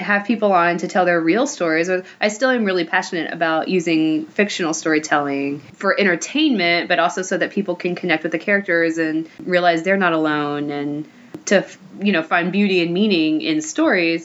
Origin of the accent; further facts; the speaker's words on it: Kentucky, United States; moved away as an adult; now in Los Angeles, United States; I'm originally from Kentucky. I have been in LA for the past 3.5 years.